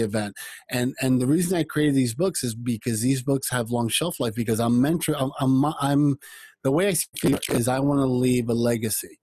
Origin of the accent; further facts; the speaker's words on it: United States; also born or lived in Cuba; when I came to the United States, I came with my mother